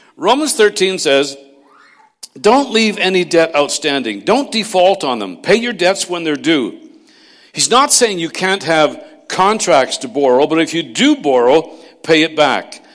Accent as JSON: {"language": "English", "town": "Castlegar", "region": "British Columbia", "country": "Canada", "tie": "born or raised there", "moved": "yes", "said": "I was raised in Castlegar, not far from there"}